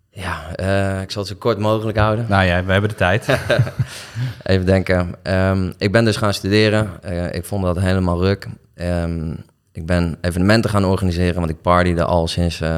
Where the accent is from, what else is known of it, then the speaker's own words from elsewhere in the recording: Nieuwegein, Utrecht, Netherlands; born there; also born or lived in Delft; ik ben geboren in Nieuwegein. En volgens mij ben ik ehm, nog voor mijn tweede levensjaar verhuisd.